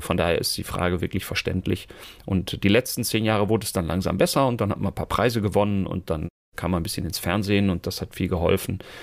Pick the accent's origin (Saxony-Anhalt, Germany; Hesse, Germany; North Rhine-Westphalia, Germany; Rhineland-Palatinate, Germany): North Rhine-Westphalia, Germany; Münster; hier bei uns in Münster, wo ich ja lebe und herkomme